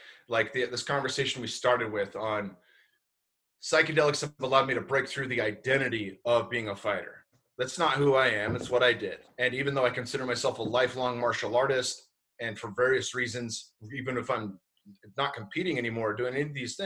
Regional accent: Bay Area, California, United States; I'm born and raised in the Bay Area.

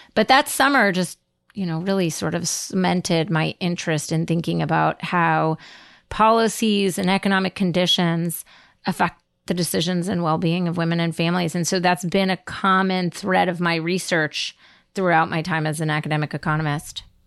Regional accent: New Jersey, United States; I grew up in New Jersey in the eighties

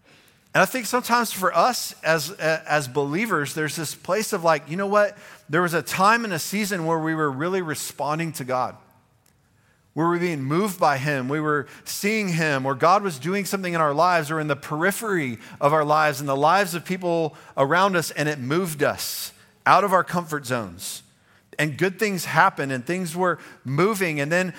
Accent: the South, United States; I'm a Southerner.

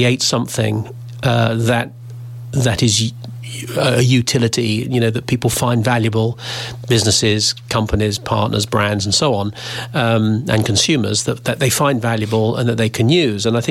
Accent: United Kingdom; also born or lived in United States; I'm British and jingoistic, you know, very supportive of being Britain

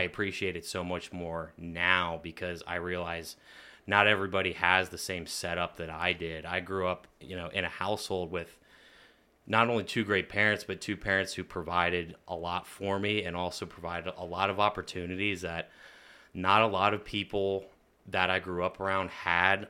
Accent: Lebanon, Pennsylvania, United States; growing up in the middle of Lebanon City was definitely interesting

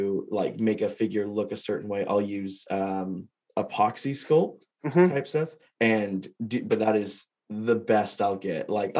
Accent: Fresno, California, United States; moved away; I'm from Fresno

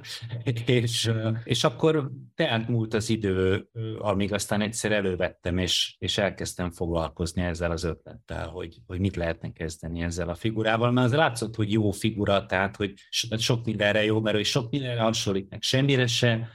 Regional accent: Hungary; born or raised there

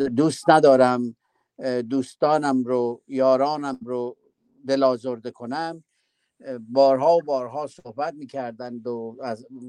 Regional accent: Iran; در وطنمون در ایران

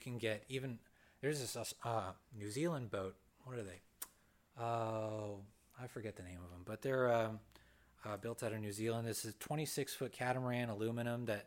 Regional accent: Thousand Oaks, California, United States; I come from Newbury Park, Thousand Oaks

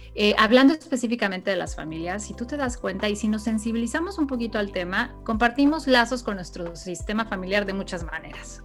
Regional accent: Mexico; en nuestra historia como mexicanos

